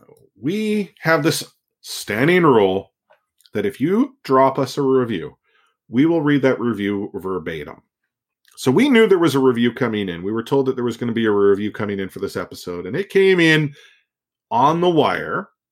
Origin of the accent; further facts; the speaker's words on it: Austria; English is a second language; also born or lived in Vancouver; While I am from Austria, I spent half a year during high school in Vancouver and learned to love the city and local culture.